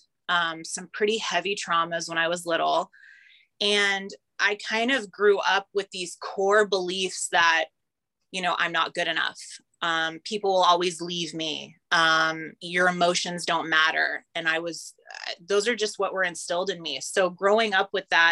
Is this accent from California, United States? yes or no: yes; California, United States; moved away as an adult; also born or lived in Nashville / Ottawa; I grew up in California